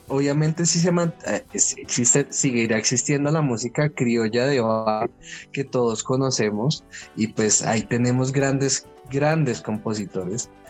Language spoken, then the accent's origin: Spanish; Llanos, Colombia; Como llanero